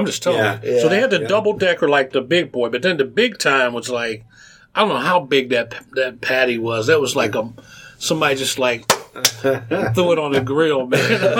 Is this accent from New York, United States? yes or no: no; Cincinnati, Ohio, United States; also born or lived in Maysville, Kentucky; I grew up in Avondale. I was born in Maysville, Kentucky.